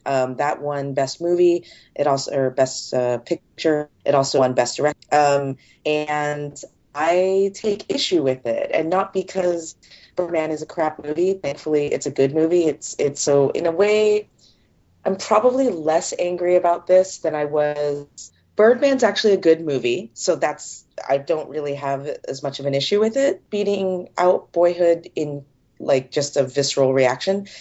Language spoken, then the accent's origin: English; California, United States; I grew up in California